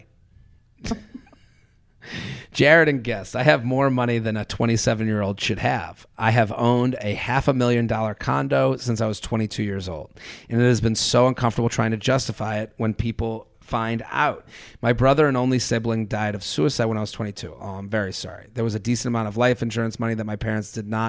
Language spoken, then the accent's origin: English; Needham, Massachusetts, United States; moved away; I'm from Needham, which is a suburb outside of Boston. That's a very nice suburb. When I grew up there